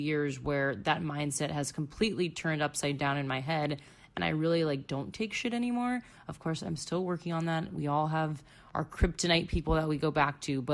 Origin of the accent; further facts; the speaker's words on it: Florida, United States; moved away as an adult; also born or lived in Chicago; going back to my home state where I literally grew up and went to high school and college